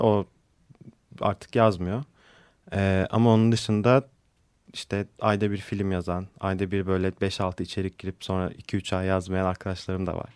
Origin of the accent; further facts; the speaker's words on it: Samsun, Turkey; Ben de Samsun doğumluyum